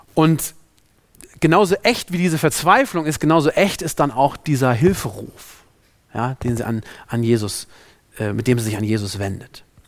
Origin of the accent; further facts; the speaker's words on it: Germany; also born or lived in Africa; hier bei uns in Deutschland